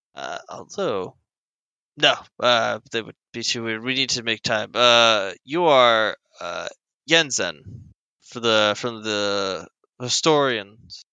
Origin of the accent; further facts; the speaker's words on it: United States; I'm American